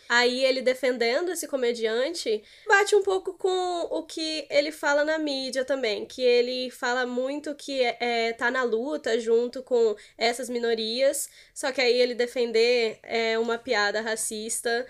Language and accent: Portuguese; São Paulo, Brazil; now in Espírito Santo, Brazil; eu não sou capixaba, eu sou paulista